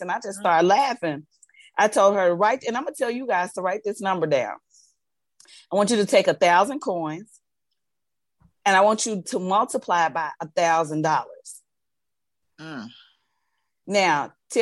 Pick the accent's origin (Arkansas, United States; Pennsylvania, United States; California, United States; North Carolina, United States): Arkansas, United States; I was from Arkansas